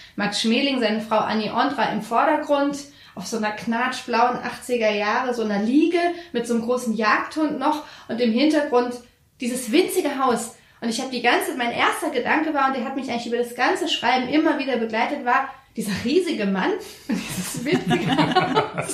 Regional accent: Frankfurt, Hesse, Germany; als Frankfurterin

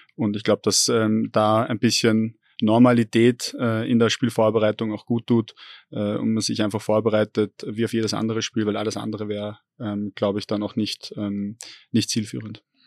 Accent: Vienna, Austria; moved away as an adult; also born or lived in Upper Austria; als äh, gebürtigen Wiener

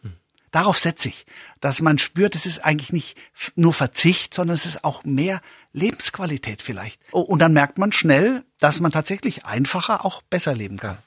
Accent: Coburg, Bavaria, Germany; born or raised there; also born or lived in Memmingen, Swabia; now in Upper Bavaria, Germany

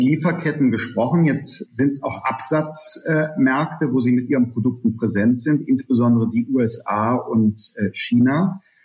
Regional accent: Germany; in unserem Land

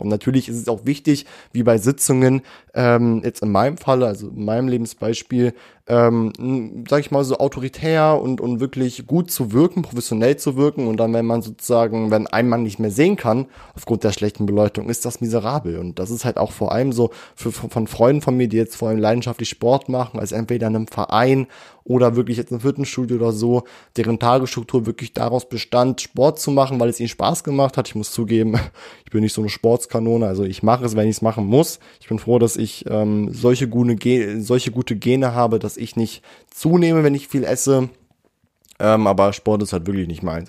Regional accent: Göttingen, Lower Saxony, Germany; born or raised there

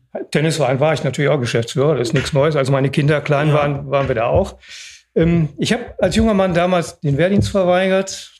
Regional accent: Oberhausen, North Rhine-Westphalia, Germany; ich bin geboren in Oberhausen

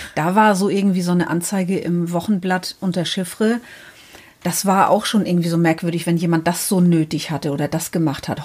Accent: Northern Germany, Germany; Wir kommen aus dem Norden Deutschlands

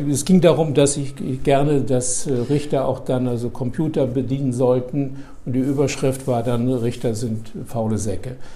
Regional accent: Daun, Rhineland-Palatinate, Germany; moved away as an adult; also born or lived in Höhr-Grenzhausen, Westerwald / Marburg; now in Bremen, Germany; Also geboren im Westerwald, Höckrenzhausen, dem Zentrum der keramischen Industrie. Äh, und dann sind meine Eltern nach Daun gezogen

